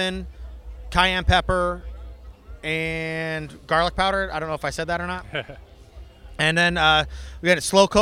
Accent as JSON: {"language": "English", "region": "Oregon", "country": "United States", "said": "I'm from Oregon."}